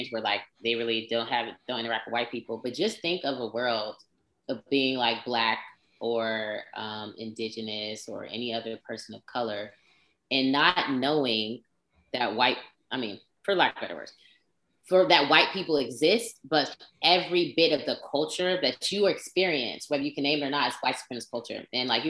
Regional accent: West Coast, United States; where we're from, and we're from the West Coast

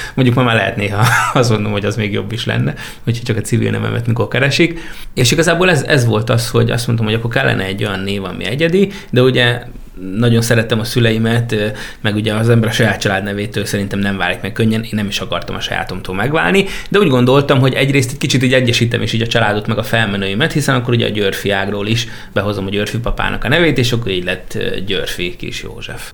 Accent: Jármi, Szabolcs-Szatmár-Bereg, Hungary; Már a kis településen ottól felnőttem, Máté Szakka mellett, jármiban

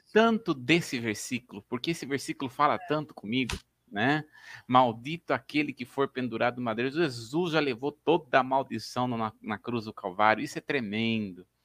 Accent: Brazil; nós somos brasileiros, falamos português

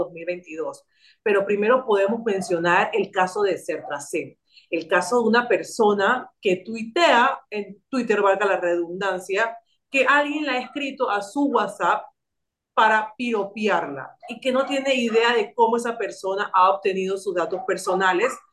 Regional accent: Panama; nosotros como panameños y panameñas tenemos una cultura de cedernos datos

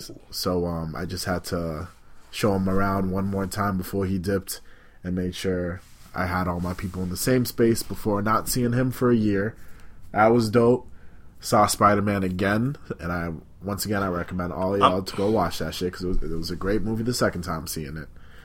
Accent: Malden, Massachusetts, United States; born or raised there

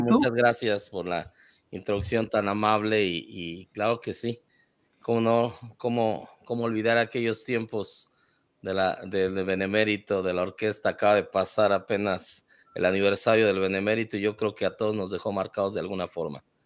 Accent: Mexico City, Mexico; moved away; also born or lived in Tijuana; Crecí en la Ciudad de México

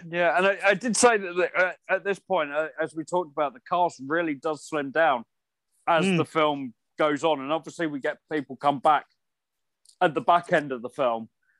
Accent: United Kingdom; I grew up just outside London. And part of my village where I lived did get hit. Luckily, it wasn't where my mum and my grandparents lived.

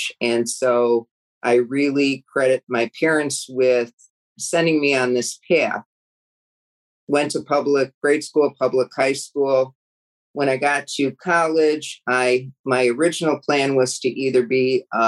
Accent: South Suburban Cook County, Illinois, United States; I was born and raised in South Suburban Cook County. I've never lived probably 10 miles from where I grew up.

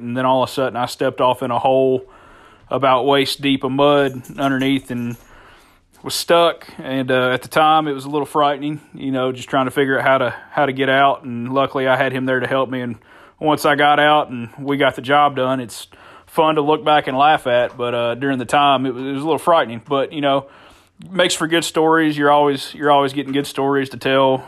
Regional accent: Frankfort, Kentucky, United States; I'm from Frankfort, Kentucky

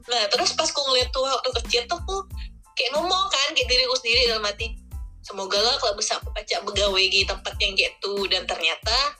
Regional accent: Bangka Belitung Islands, Indonesia; kita orang Bangka

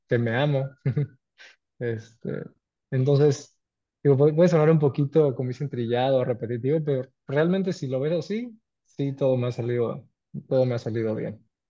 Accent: Cancún, Quintana Roo, Mexico; soy cancunense, orgullosamente mexicano, tengo 35 años, nací y me crié y crecí en Cancún.

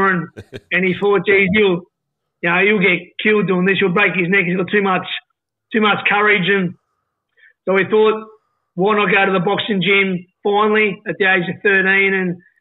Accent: Hobart, Tasmania, Australia; moved away; also born or lived in Sydney; I grew up in Warrane, Mornington.

